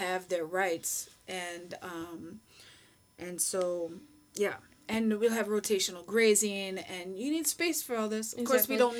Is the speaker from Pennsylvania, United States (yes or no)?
no; Minnesota, United States; moved away as an adult; now in Egypt; I'm Minnesotan, and that's what you do in Minnesotan. Minnesota.